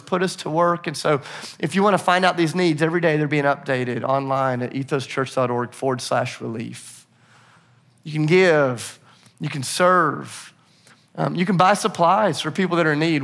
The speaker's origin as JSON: {"language": "English", "town": "Nashville", "region": "Tennessee", "country": "United States", "said": "I'm from Nashville"}